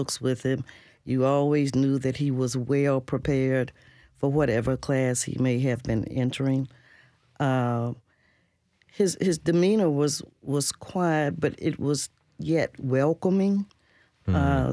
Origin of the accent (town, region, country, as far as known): Nashville, Tennessee, United States; born or raised there